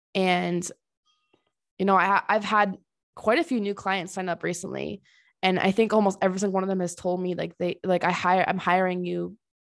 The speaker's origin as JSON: {"language": "English", "region": "Connecticut", "country": "United States", "tie": "born or raised there", "also_born_or_lived": "Tennessee", "moved": "as an adult", "lives_now": "Colorado, United States", "said": "I'm originally from Connecticut and I've lived there almost my whole life except for grad school"}